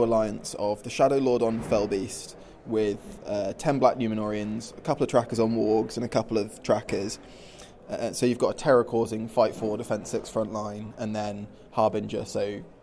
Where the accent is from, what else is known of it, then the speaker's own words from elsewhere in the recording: Sleaford, East Midlands, United Kingdom; I'm from Lincolnshire